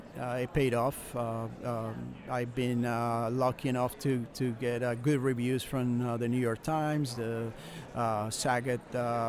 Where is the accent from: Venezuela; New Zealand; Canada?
Venezuela; moved away as an adult; also born or lived in New Jersey; now in United States; Originally, I'm from Venezuela, South America, but then I came right after college to United States